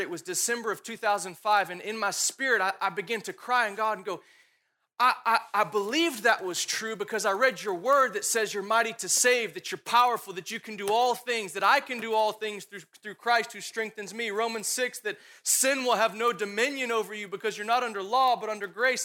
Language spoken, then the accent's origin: English; Dallas, Texas, United States; I grew up here in Dallas